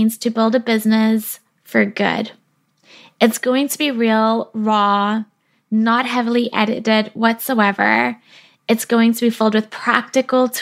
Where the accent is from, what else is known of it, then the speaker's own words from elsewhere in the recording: South Africa; now in British Columbia, Canada; I was born in South Africa where I spent my childhood, and that was before my family immigrated to Canada where I live now